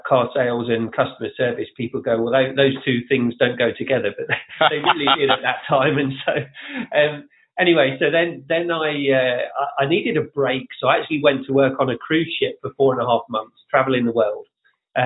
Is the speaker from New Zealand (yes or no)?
no; Leicester, East Midlands, United Kingdom; moved away as an adult; now in Orlando, United States; I am originally from Leicester in England